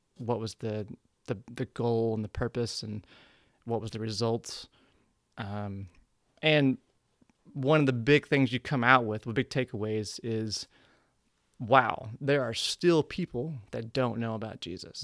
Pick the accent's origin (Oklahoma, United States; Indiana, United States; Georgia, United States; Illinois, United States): Oklahoma, United States; Ardmore; moved away as an adult; now in New York, United States; growing up in Ardmore, Oklahoma